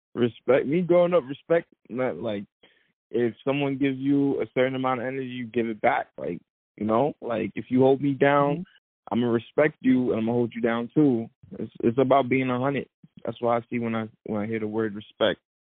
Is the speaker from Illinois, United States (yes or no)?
no; New York City, New York, United States; growing up in Brooklyn